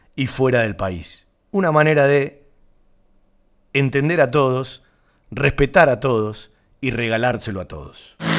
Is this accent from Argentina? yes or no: yes; Banfield, Buenos Aires Province, Argentina; los que nacimos en Banfield, eh, somos de Banfield